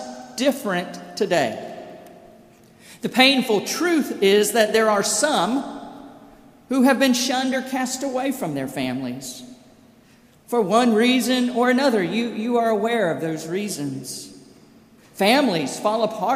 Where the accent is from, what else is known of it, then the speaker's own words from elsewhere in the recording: Brandon, Mississippi, United States; also born or lived in Covington; I remember Claudia Coker in my hometown and in my home church of Brandon, First United Methodist